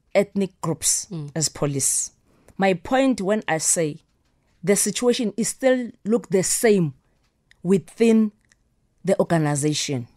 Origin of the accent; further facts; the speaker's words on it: Soweto, Gauteng, South Africa; I grew up in Soweto